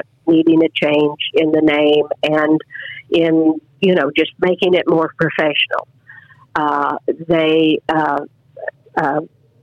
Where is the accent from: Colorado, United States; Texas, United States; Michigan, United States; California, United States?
Colorado, United States; Sterling; my hometown, Sterling, Colorado